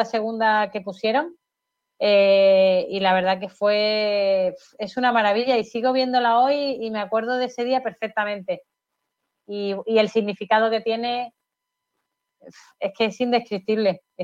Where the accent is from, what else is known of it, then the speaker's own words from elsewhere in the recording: Málaga, Andalusia, Spain; cuando voy fuera al extranjero y digo que soy de Málaga y tal, todo el mundo, qué suerte de Málaga, qué me gusta Málaga, me encantaría vivir en Málaga.